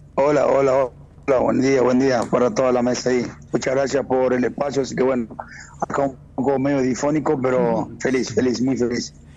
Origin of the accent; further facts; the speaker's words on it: Tucumán, Argentina; como tucumano